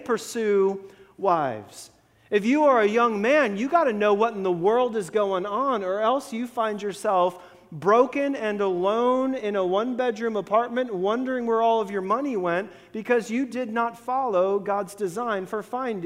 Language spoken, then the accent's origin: English; Florida, United States; growing up in Florida